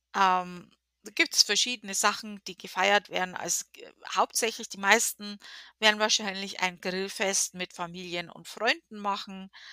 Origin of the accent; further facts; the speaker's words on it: Germany; now in United States; wir in Deutschland